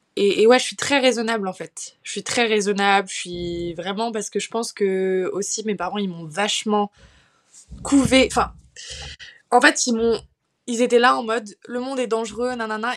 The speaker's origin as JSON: {"language": "French", "town": "Paris", "region": "Île-de-France", "country": "France", "tie": "born or raised there", "moved": "yes", "lives_now": "Bordeaux, France", "said": "j'ai grandi à Paris, donc dans une famille très aisée"}